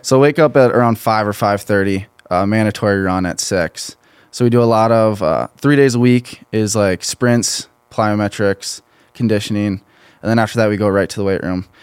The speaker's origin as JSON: {"language": "English", "town": "Pine Island", "region": "Minnesota", "country": "United States", "said": "I'm from a small town near Rochester, Minnesota, Pine"}